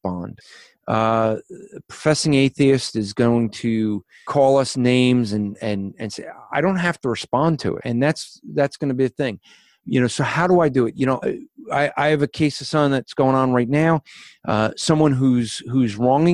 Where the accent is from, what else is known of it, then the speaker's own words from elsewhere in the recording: United States; I'm an American